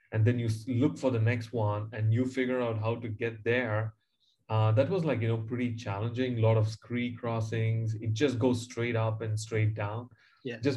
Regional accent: Chennai, Tamil Nadu, India; moved away as an adult; also born or lived in New Zealand; I grew up in Chennai, uh, in a suburb in South India, and um, yeah, in a very humble beginning.

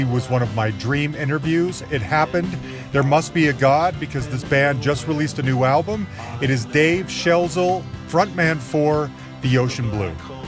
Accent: Salt Lake City, Utah, United States; now in Denver, United States; I live in Denver, Colorado, but I'm from Salt Lake City.

